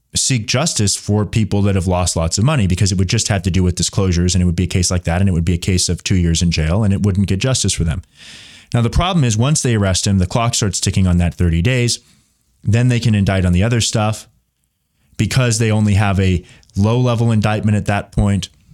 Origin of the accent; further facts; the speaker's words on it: United States; I'm American.